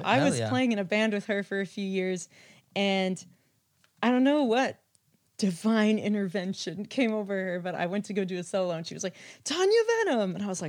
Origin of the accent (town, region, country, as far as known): Michigan, United States; born or raised there; moved away as an adult; also born or lived in Poland / Florida / Boston; now in Massachusetts, United States